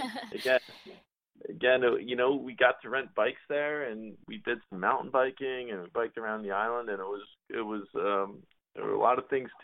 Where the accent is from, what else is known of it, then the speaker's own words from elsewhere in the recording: New Jersey, United States; I grew up in New Jersey